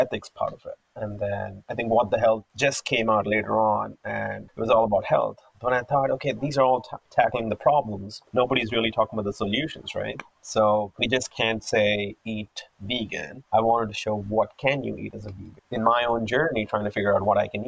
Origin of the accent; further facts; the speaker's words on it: Hyderabad, Telangana, India; moved away as an adult; also born or lived in United States; now in Vancouver, Canada; I grew up in Hyderabad in an Orthodox vegetarian